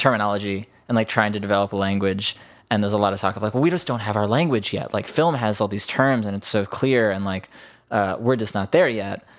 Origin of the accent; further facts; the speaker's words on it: Bethesda, Maryland, United States; moved away; also born or lived in New York; I grew up in Bethesda